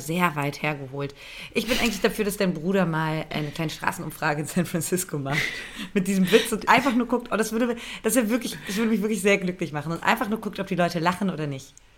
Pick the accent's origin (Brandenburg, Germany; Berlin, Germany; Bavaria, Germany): Berlin, Germany; ich bin ja ähm, ge geboren in Berlin.